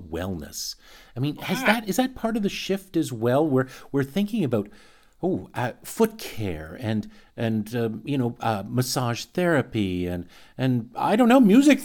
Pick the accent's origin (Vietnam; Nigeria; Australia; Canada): Canada; We're Canadian